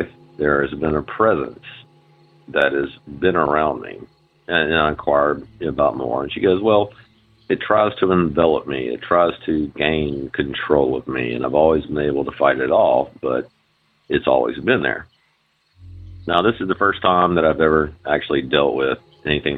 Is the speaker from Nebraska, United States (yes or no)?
no; Mobile, Alabama, United States; I'm from Mobile, Alabama